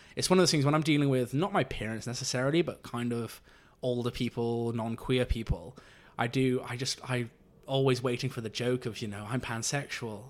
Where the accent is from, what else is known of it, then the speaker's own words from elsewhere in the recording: Abergavenny, Wales, United Kingdom; now in London, United Kingdom; I'm from the county of Monmouthshire, from a tiny village there called Abergavenny